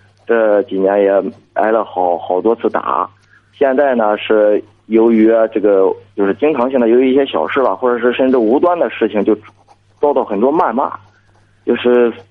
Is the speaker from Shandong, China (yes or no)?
yes; Shandong, China; 我是山东的。